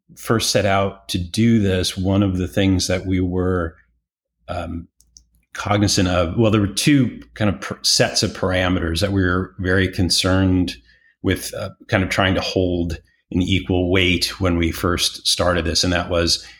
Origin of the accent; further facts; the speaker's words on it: Detroit, Michigan, United States; also born or lived in Chicago, United States; now in Austin, United States; born and raised in Detroit, working class, middle class, you know, background